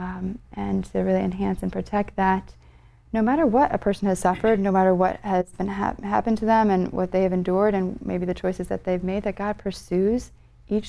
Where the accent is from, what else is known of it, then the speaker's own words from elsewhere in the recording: Connecticut, United States; I grew up in Connecticut